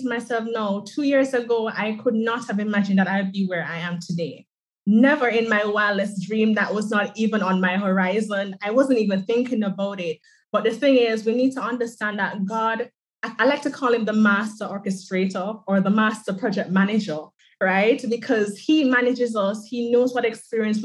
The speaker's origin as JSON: {"language": "English", "country": "Jamaica", "tie": "born or raised there", "said": "So I am from the island of Jamaica."}